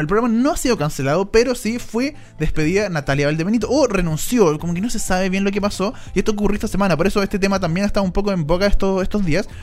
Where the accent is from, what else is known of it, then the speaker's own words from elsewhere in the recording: Chile; en Chile decimos negro a todos